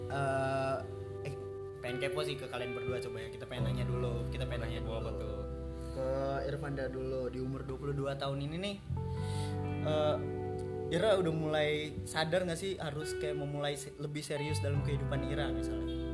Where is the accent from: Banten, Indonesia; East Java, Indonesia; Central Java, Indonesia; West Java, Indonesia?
West Java, Indonesia; Cirebon; kita aslinya orang Cirebon